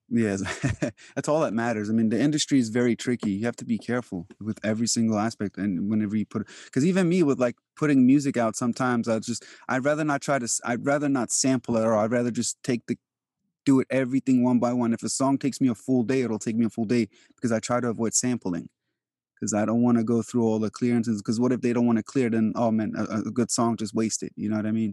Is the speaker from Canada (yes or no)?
no; Albania; moved away; I am from Europe, like, I was born in Albania